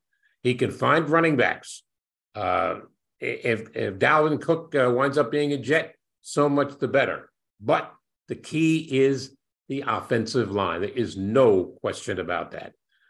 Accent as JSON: {"language": "English", "town": "New York City", "region": "New York", "country": "United States", "tie": "born or raised there", "said": "as a little boy growing up in Brooklyn and an avid Dodger fan"}